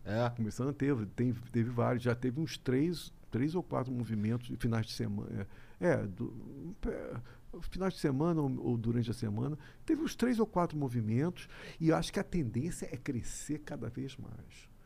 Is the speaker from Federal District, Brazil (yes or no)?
no; Rio de Janeiro, Brazil; eu sou carioca